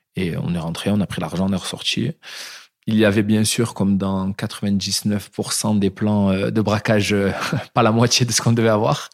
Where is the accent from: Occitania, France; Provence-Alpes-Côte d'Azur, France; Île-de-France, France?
Provence-Alpes-Côte d'Azur, France; Marignane; Je viens d'une petite ville du sud de la France, de, de Marignane